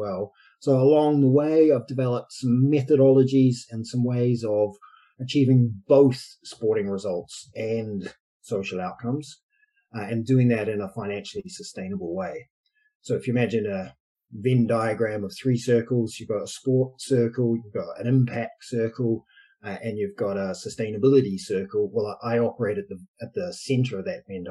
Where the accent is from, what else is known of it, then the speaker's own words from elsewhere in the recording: New Zealand; moved away as an adult; also born or lived in Edinburgh, Scotland; now in United Kingdom; I'm from New Zealand originally, been in the UK for too long, many years, since 18 years